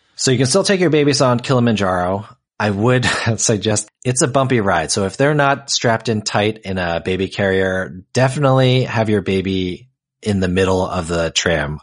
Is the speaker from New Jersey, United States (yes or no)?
yes; New Jersey, United States; I grew up in New Jersey